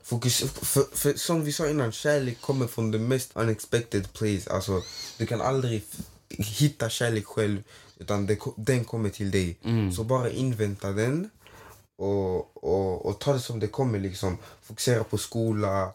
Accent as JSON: {"language": "Swedish", "region": "Skåne", "country": "Sweden", "also_born_or_lived": "Toftanäs, Malmö", "said": "jag är härifrån"}